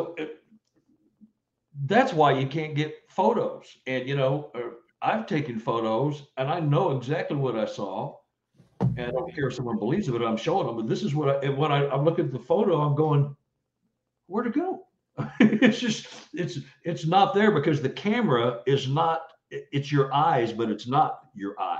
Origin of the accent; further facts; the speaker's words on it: Texas, United States; now in Missouri, United States; I'm from Texas